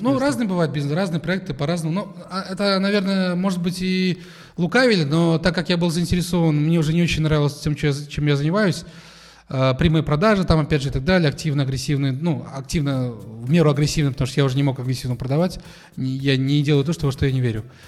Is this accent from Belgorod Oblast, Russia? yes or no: no; Kazan, Tatarstan, Russia; я в Казани родился, учился здесь